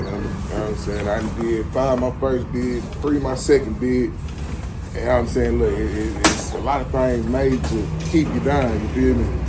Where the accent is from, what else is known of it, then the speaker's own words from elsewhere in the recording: San Antonio, Texas, United States; I'm from San Antonio, Texas